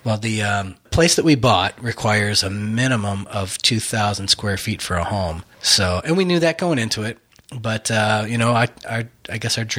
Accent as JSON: {"language": "English", "town": "Buffalo", "region": "New York", "country": "United States", "moved": "yes", "lives_now": "Texas, United States", "said": "I'm from Buffalo originally. I know we live in Texas now, but I'm from Buffalo. So, I mean, I spent a lot of time in Canada."}